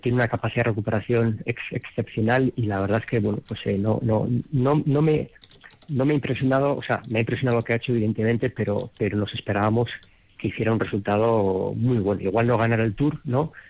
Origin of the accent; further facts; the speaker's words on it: Madrid, Community of Madrid, Spain; moved away as an adult; also born or lived in Vitoria, Álava; now in Denver, United States; yo en, Madrid cuando me crié jugué seis años en el Real Madrid